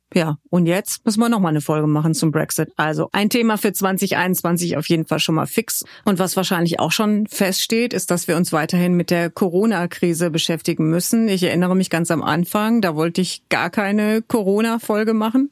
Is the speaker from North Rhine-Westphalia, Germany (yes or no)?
yes; Hückeswagen, North Rhine-Westphalia, Germany; also born or lived in Cologne; Hückeswagen, das ist im Rheinland.